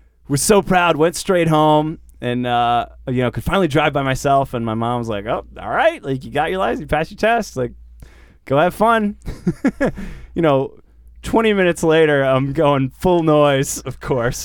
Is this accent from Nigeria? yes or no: no; Boston, Massachusetts, United States; now in California, United States; I'm from Boston originally